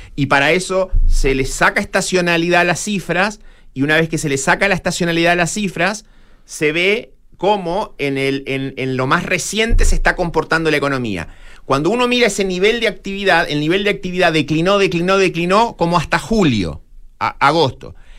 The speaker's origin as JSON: {"language": "Spanish", "country": "Chile"}